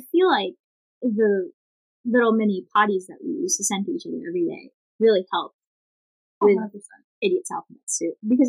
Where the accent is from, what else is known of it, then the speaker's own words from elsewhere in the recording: Philippines; English is a second language; moved away; I grew up in the Philippines, and so, English is not my native language.